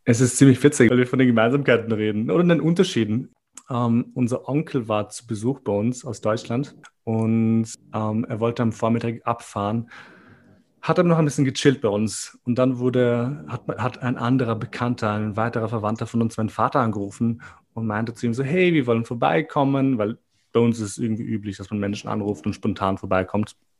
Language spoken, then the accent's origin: German; Austria; also born or lived in Kosovo; Mein Leben ist in Österreich. Dort sind meine Freunde, meine Schule, meine, mein Leben passiert dort.